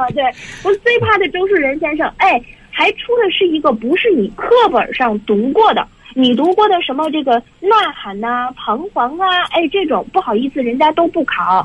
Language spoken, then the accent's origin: Chinese; China; 中国人的这样的一个精神上的传统